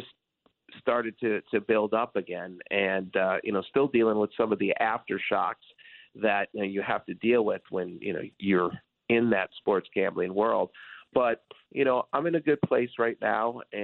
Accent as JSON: {"language": "English", "town": "Detroit", "region": "Michigan", "country": "United States", "tie": "born or raised there", "said": "I grew up in Detroit, and I was a huge Detroit sports fan."}